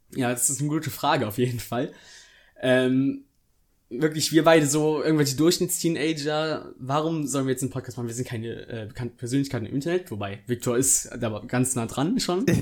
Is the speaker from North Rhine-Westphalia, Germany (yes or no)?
yes; near Bonn, North Rhine-Westphalia, Germany; ich komme aus der Nähe von Bonn, das ist ein Rheinland.